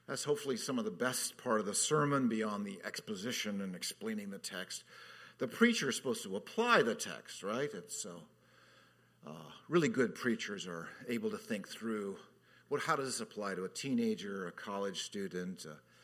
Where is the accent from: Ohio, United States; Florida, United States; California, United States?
California, United States; Southern; moved away as an adult; also born or lived in Orlando; now in Hawaii, United States; I grew up in Southern California